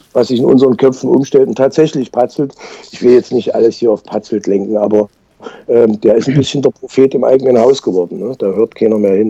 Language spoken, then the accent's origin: German; Leipzig, Saxony, Germany; ich bin ja Leipziger